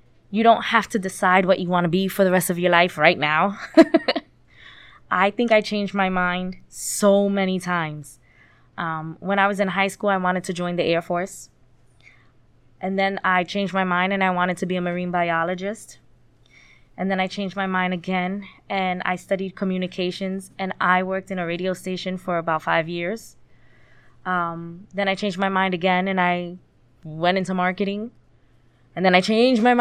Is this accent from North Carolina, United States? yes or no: no; New York City, New York, United States; moved away as an adult; now in Middletown, United States; I'm from Middletown. Well, I'm from the Bronx, but I live in Middletown